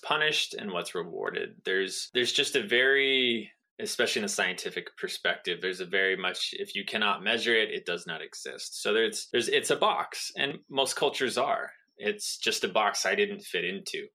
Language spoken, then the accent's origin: English; Southern California, United States; I grew up in Southern California